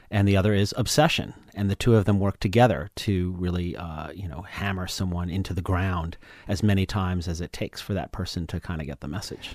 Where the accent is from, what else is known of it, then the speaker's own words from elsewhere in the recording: East Coast, United States; I'm from the East Coast